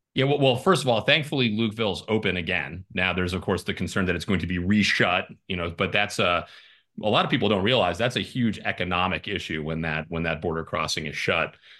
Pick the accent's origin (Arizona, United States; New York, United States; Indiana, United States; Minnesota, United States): Arizona, United States; Arizona's First Congressional District, United States; also born or lived in Ireland; I'm from the district. I was born in Ireland, but I moved here when I was four. I grew up here